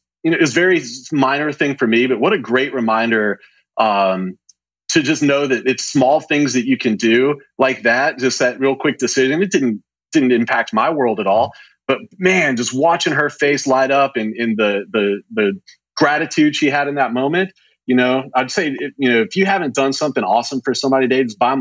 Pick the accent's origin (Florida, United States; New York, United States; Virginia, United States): Florida, United States; Pensacola; born or raised there; now in Dallas, United States